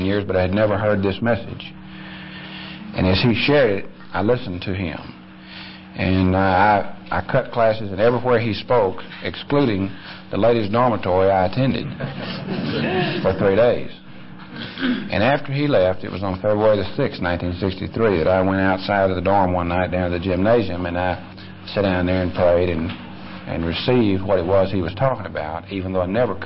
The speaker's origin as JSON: {"language": "English", "town": "Conroe", "region": "Texas", "country": "United States", "tie": "born or raised there", "also_born_or_lived": "McKinney, Texas", "said": "I was born in 44 in McKinney and grew up in Conroe down near Houston."}